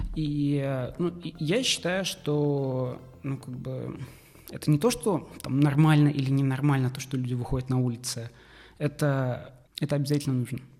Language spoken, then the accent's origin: Russian; Naberezhnye Chelny, Tatarstan, Russia; moved away as an adult; now in Kazan, Russia; Я сам из Челнов, и переехав в Казань